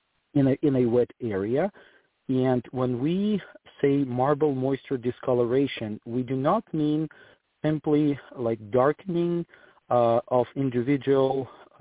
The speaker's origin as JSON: {"language": "English", "country": "Ukraine", "also_born_or_lived": "Germany / Switzerland / Portland", "moved": "as an adult", "lives_now": "Greenville, United States", "said": "I am originally from Ukraine. I moved to the United States in 2008."}